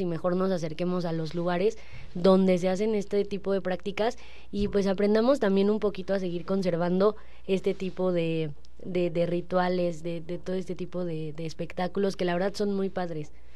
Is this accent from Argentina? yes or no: no; Mexico; como mexicanos